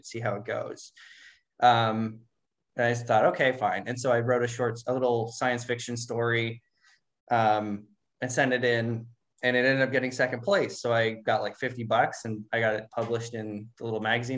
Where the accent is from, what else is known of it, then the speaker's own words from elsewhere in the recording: Spokane, Washington, United States; I work part time at this bookstore in Spokane